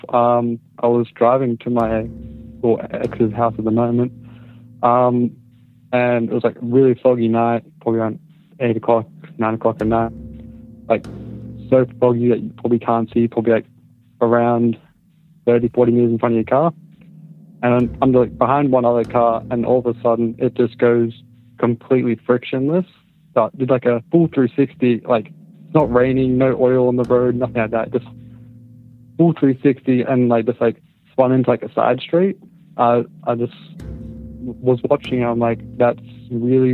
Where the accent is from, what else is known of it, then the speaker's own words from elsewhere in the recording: Australia; I'm from Australia.